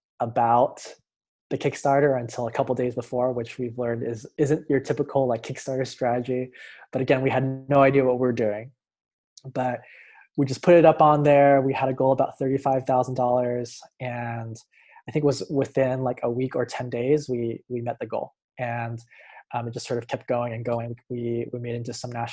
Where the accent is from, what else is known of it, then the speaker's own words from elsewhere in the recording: Hawaii, United States; now in Los Angeles, United States; I'm originally from Hawaii, but now I live in Los Angeles, California.